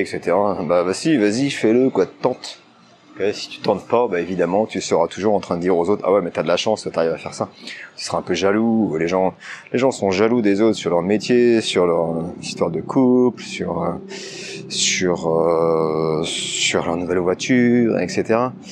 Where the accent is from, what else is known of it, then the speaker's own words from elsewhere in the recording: France; moved away as an adult; also born or lived in China; ça doit faire 10 ans après que je suis parti de France maintenant. Je suis parti, quand j'étais parti en Chine